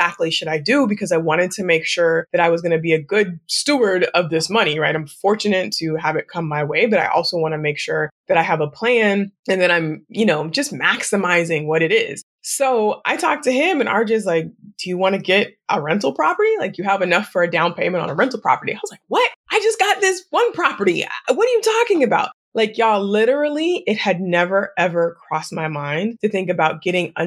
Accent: Newberg, Oregon, United States; as a kid, I grew up on Wilkerson Way.

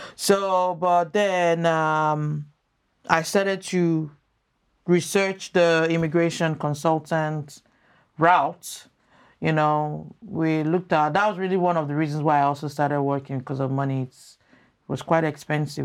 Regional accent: Lagos, Nigeria; moved away as an adult; also born or lived in United States / Maryland; now in Canada; I grew up in First Arc in Nigeria

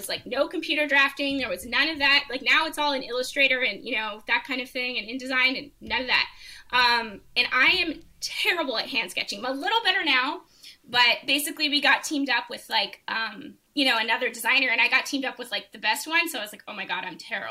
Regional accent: Canada; as an international student, which I would have been as a Canadian at the time

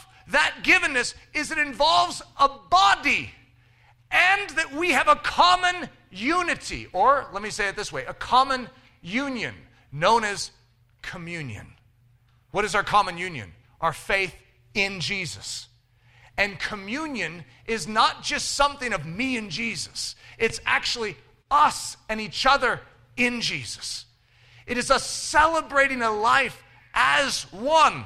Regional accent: United States; as an American Christian

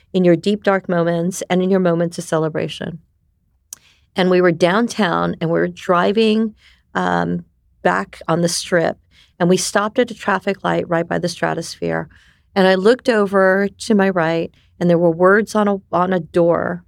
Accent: New York, United States; first language Japanese; English is a second language; moved away; also born or lived in Japan / Taiwan; we immigrated to New York, where I most of my years, development years, were. So I am a New Yorker

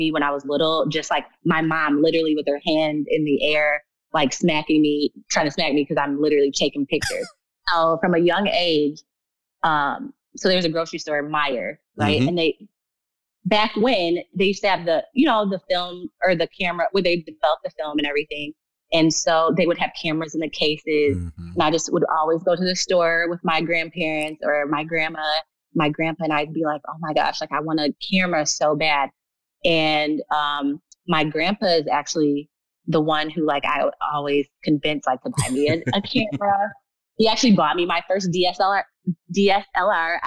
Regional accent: Michigan, United States; I'm from Michigan, a small town. I am now living in Flint

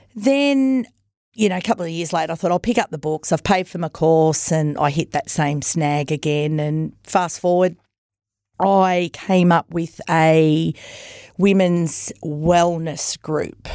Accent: Myrtleford, Victoria, Australia; now in Wodonga, Australia; I come from Myrtleford

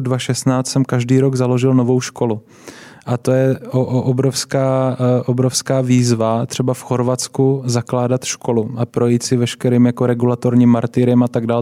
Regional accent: Brno, South Moravian Region, Czechia; Já jsem vyrůstal eh, v Brně, v Kohoutovicích, takový takové pěkné sídliště.

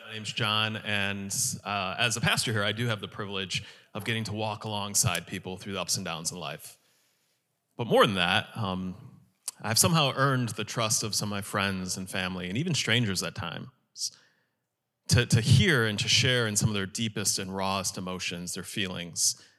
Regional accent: Chicago suburbs, Illinois, United States; moved away as an adult; I moved from the Chicago suburbs down here to be a student

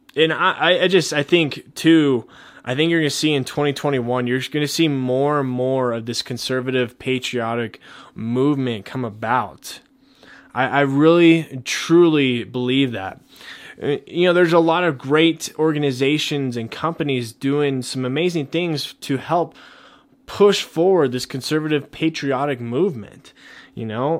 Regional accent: Colorado, United States; my home state, Colorado

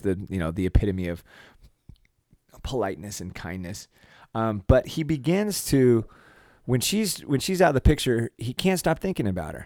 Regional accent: United States; as an American

